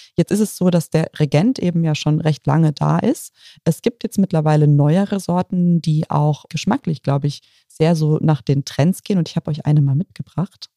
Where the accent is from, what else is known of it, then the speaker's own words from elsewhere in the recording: Bad Dürkheim, Rhineland-Palatinate, Germany; In meiner Heimat, in Bad Dürkheim